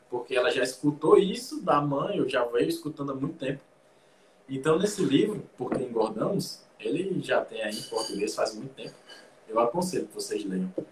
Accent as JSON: {"language": "Portuguese", "town": "Natal", "region": "Rio Grande do Norte", "country": "Brazil", "said": "Ele é Tá? ele é de Fortaleza, eu sou de Natal."}